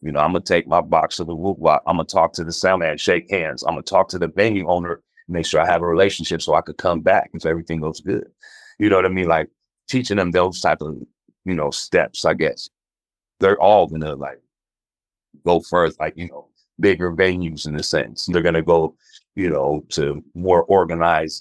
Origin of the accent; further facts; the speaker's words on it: the Bay Area, California, United States; growing up in the Bay